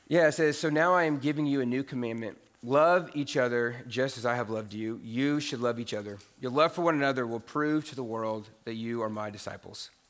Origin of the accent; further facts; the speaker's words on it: Indiana, United States; moved away as an adult; also born or lived in Huntsville, Texas; I grew up in Indiana